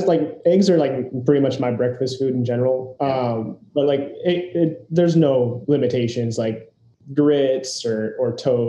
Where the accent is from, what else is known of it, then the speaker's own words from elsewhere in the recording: Neenah, Wisconsin, United States; now in Chicago, United States; I grew up in Neenah, Wisconsin.